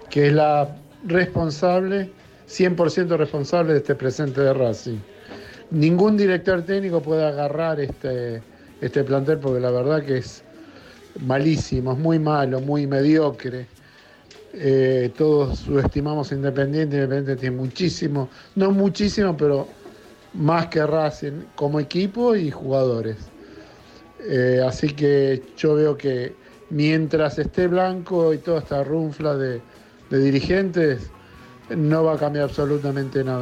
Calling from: Buenos Aires, Argentina; Buenas noches … de Caballito.

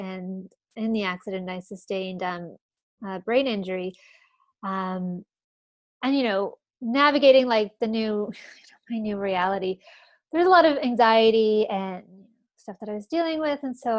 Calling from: Toronto, Ontario, Canada; From Toronto in Canada.

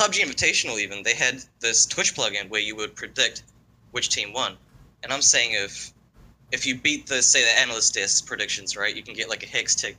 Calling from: New Zealand; I'm from New Zealand.

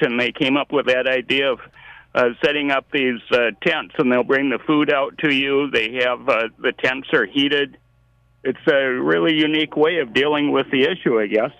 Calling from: Maple Lake, Minnesota, United States; I'm just calling from Maple Lake

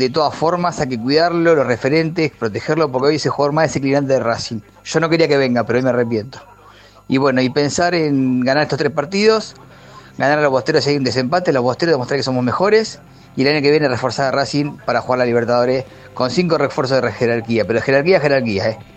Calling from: Caballito, Buenos Aires, Argentina; ex de Caballito, ahora viviendo en la barría, hace mucho no hablo con ustedes

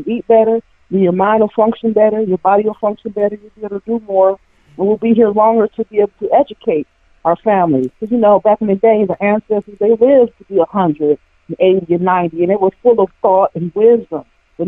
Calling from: Cleveland, Ohio, United States; I'm from Cleveland, Ohio.

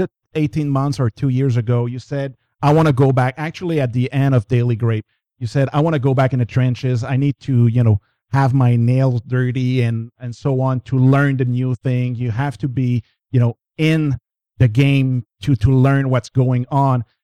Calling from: Montreal, Quebec, Canada; I'm calling from Montreal

